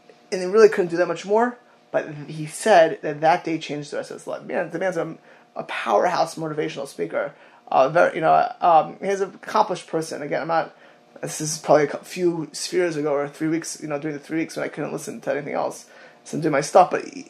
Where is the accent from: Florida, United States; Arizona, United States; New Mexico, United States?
Florida, United States; South; I grew up in South Florida.